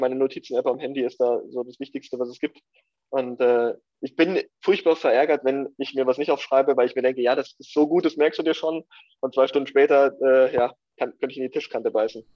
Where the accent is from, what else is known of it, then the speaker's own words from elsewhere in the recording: Lenting, Bavaria, Germany; also born or lived in Ingolstadt / Eichstätt district; bin in Lenting groß geworden